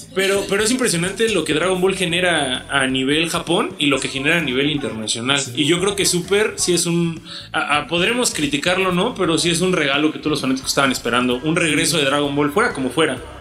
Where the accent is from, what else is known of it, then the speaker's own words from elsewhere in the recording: Mexico; de donde nosotros somos de México